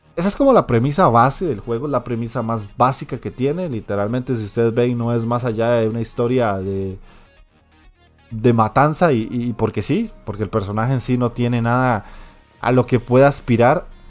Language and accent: Spanish; Costa Rica; aquí en Costa Rica